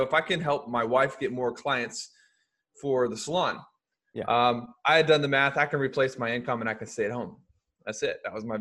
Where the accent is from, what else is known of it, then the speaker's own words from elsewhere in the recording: Louisiana, United States; moved away; also born or lived in Springfield, Missouri / Memphis, Tennessee; I grew up in Louisiana